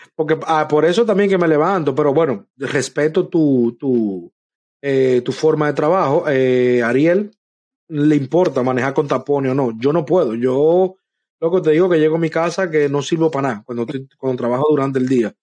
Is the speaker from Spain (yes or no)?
no; Dominican Republic; now in United States; en mi país, en nuestro país, República Dominicana